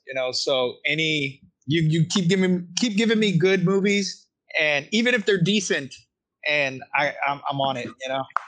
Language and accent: English; Texas, United States; I'm from Texas